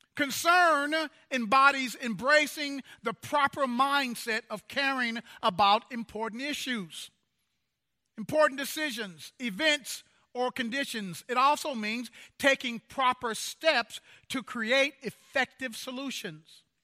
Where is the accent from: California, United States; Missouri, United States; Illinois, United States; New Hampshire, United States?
Missouri, United States; Kansas City; When I was growing up, in my hometown in Kansas City, Missouri, it was a very segregated town.